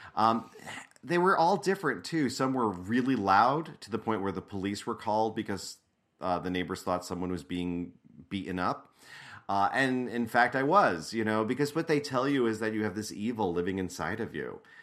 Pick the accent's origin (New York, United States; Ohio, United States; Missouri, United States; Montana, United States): New York, United States; I grew up in New York State, right outside of New York City, in an Italian-American working class Catholic family